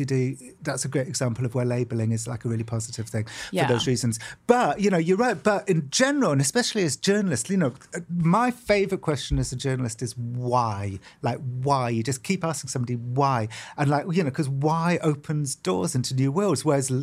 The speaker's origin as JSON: {"language": "English", "country": "United Kingdom", "tie": "born or raised there", "said": "growing up in Britain"}